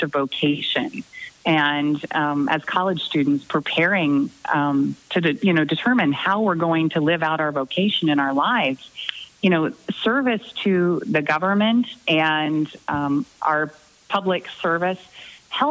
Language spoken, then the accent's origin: English; Southwest Missouri, United States; moved away as an adult; also born or lived in Concordia, Missouri / Iowa City, Iowa; I grew up in Southwest Missouri